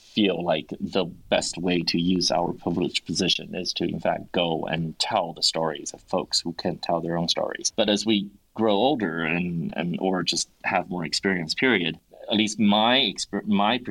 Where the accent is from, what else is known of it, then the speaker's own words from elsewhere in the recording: United States; being an American writer in English